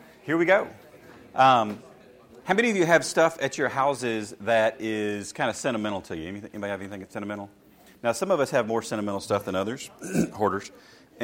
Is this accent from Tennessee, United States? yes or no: yes; Shelbyville, Tennessee, United States; I grew up in Shelbyville, Tennessee, in a small country church